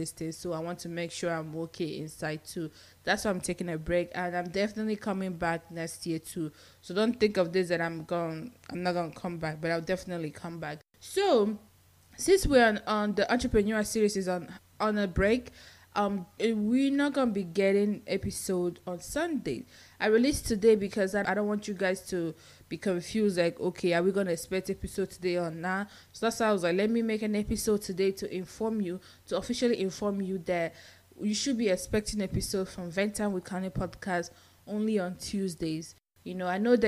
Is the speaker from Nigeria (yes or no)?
yes; Nigeria; moved away as an adult; now in United States; I'm Nigerian